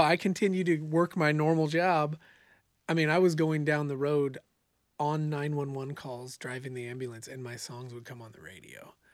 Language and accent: English; Bonanza, Oregon, United States; moved away as an adult; also born or lived in Eugene, Oregon / Boise, Idaho; I grew up in a small farming town called Bonanza, Oregon